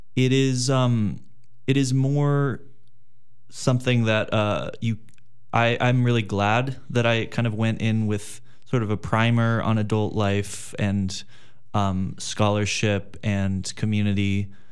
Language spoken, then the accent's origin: English; Los Angeles, California, United States; moved away as an adult; I'm from Los Angeles, California